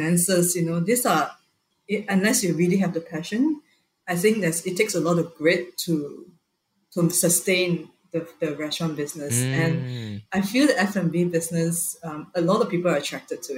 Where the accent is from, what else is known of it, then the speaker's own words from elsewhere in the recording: Malaysia; I'm Malaysian